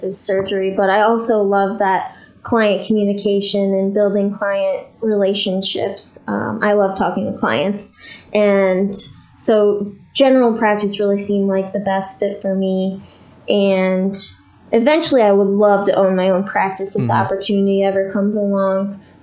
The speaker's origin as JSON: {"language": "English", "town": "St. Louis", "region": "Missouri", "country": "United States", "said": "we're both from the St. Louis area"}